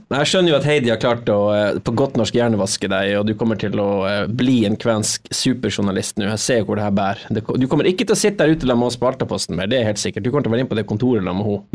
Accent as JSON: {"language": "Norwegian", "region": "Agder", "country": "Norway", "accent": "Sørlandet dialect", "said": "Jeg prater litt sånn sørlandsdialektskvensk"}